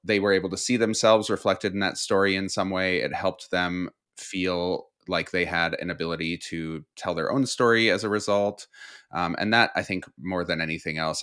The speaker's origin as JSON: {"language": "English", "region": "Midwest", "country": "United States", "tie": "born or raised there", "said": "a queer kid growing up in the Midwest"}